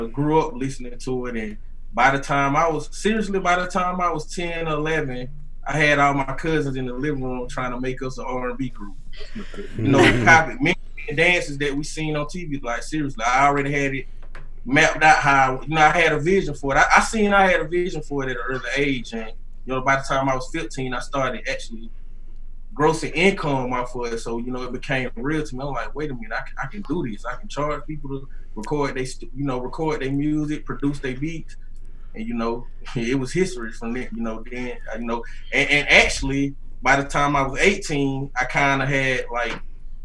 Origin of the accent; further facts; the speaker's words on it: Macon, Georgia, United States; also born or lived in Mount Vernon, New York; now in Atlanta, United States; I moved down here when I was like 8 years old